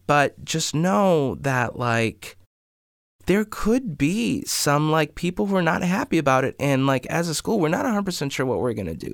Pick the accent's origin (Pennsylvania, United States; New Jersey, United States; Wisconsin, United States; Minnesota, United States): Minnesota, United States; Maple Grove; I grew up in Maple Grove